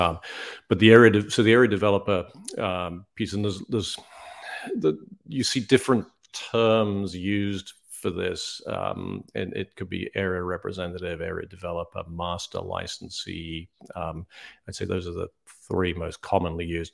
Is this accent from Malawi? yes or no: no; United Kingdom; moved away as an adult; also born or lived in New York; now in South Carolina, United States; I'm actually British, grew up in the U K